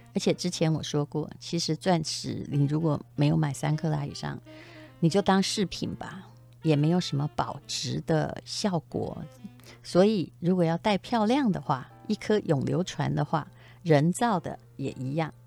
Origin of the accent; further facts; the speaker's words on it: Yilan County, Taiwan; moved away; 我也是宜兰人，我也希望宜兰会长啊， 我还有老家在那里